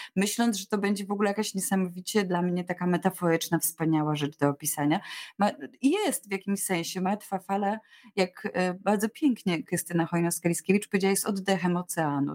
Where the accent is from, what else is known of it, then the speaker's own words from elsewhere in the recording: Łódź, Łódź Voivodeship, Poland; urodziłam się w Łodzi, daleko od wszystkich, od różnych akwenów, ale mama zapisała mnie w podstawówce do szkótni w Pabianicach